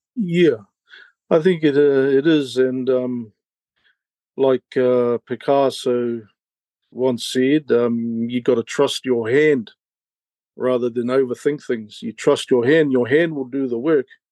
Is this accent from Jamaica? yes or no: no; Gisborne, New Zealand; born in Gisborne, raised in Gisborne and the East Coast, Ngāti Porou area amongst my people.